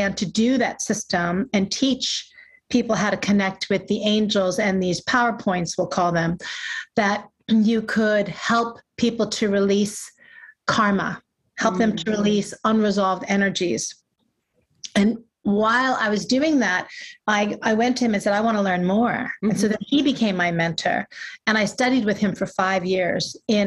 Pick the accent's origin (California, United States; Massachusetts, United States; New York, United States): New York, United States; growing up in New York